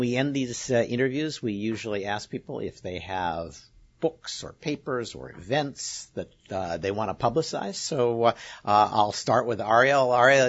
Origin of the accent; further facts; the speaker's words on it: Scotland, United Kingdom; speaking as a Scot, we would for sure do that.